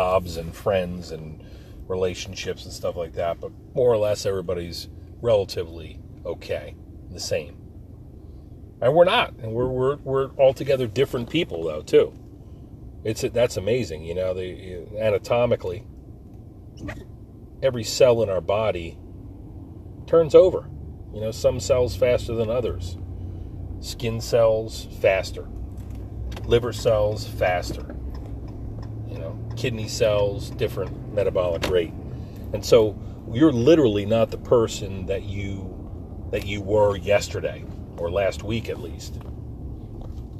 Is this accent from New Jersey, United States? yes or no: yes; Forked River, New Jersey, United States; We grew up in a picturesque Pine Barrens town on the Barnegat Bay, Forked River, New Jersey, Lacey Township